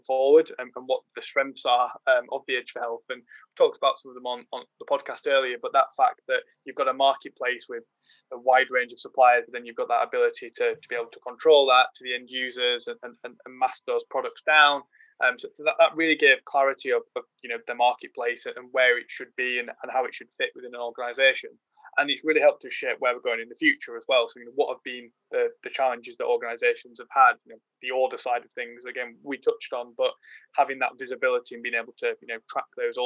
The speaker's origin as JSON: {"language": "English", "region": "Yorkshire and the Humber", "country": "United Kingdom", "said": "as a Yorkshireman"}